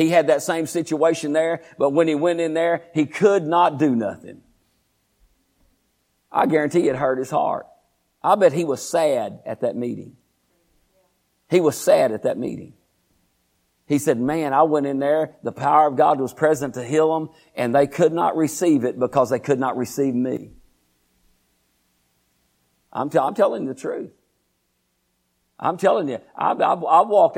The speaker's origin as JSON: {"language": "English", "town": "Groesbeck", "region": "Texas", "country": "United States", "tie": "born or raised there", "said": "I was born and raised in Groesbeck, Texas"}